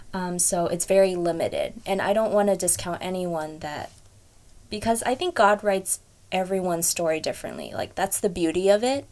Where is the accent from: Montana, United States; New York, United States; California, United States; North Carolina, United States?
California, United States; Fremont; also born or lived in Hayward; I was born and raised in Fremont, it's kind of a little bit of a lie, but I was born at Hayward Kaiser